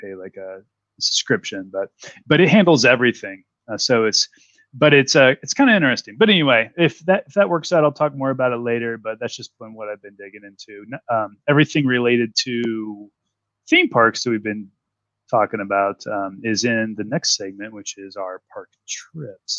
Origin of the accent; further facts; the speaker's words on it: Illinois, United States; I'm from Illinois